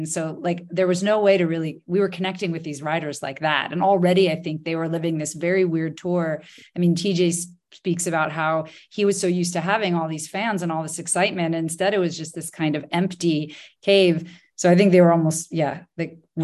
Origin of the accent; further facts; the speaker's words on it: United States; now in France; as an American living in France